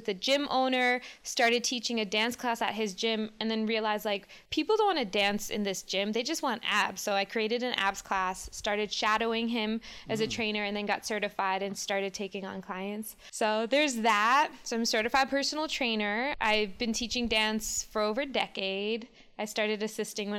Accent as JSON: {"language": "English", "town": "New York City", "region": "New York", "country": "United States", "tie": "born or raised there", "also_born_or_lived": "Baltimore", "moved": "as an adult", "lives_now": "Los Angeles, United States", "said": "I'm born and raised in New York City, and I moved to Los Angeles 12 years ago"}